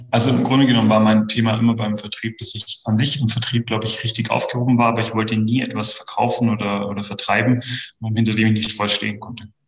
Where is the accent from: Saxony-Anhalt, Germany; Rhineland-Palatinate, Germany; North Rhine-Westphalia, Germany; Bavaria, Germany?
Bavaria, Germany; Kempten; Also ich bin in der Tat gebürtiger Kempner. Ähm, das heißt, ich bin hier aufgewachsen, bin hier immer geblieben